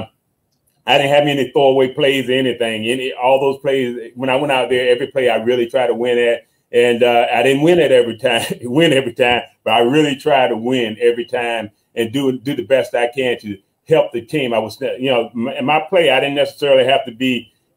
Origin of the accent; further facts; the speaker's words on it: Hampton, Virginia, United States; moved away; also born or lived in Murfreesboro, North Carolina / South Florida; I grew up in Hampton, Virginia.